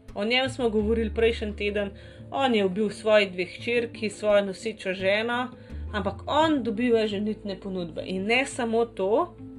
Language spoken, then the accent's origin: Slovenian; Slovenia; v tej naši Sloveniji